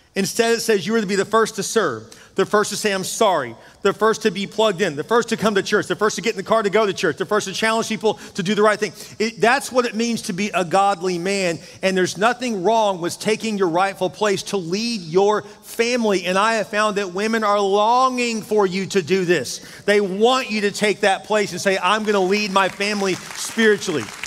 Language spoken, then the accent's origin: English; Houston, Texas, United States; I grew up in Houston